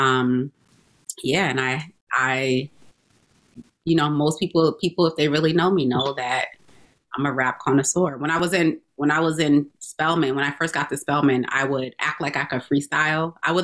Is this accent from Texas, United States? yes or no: no; Albany, New York, United States; moved away as an adult; also born or lived in Atlanta, Georgia; now in Boston, United States; I grew up in Albany